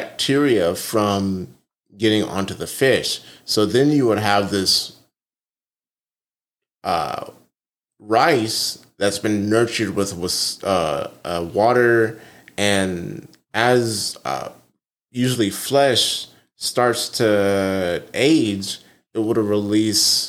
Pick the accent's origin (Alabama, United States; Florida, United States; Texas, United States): Alabama, United States; Huntsville; growing up in Huntsville, I was always around my grandparents